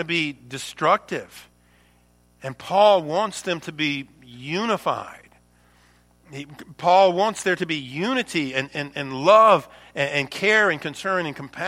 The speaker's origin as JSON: {"language": "English", "region": "the South", "country": "United States", "said": "I'm from the South"}